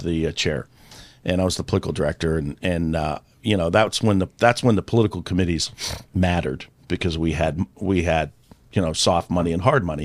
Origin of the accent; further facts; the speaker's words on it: Virginia, United States; I grew up with that in Virginia